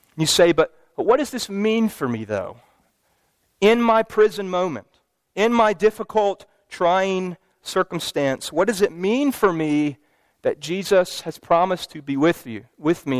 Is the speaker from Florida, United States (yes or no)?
no; Louisville, Kentucky, United States; my hometown basketball team made it to the Final Four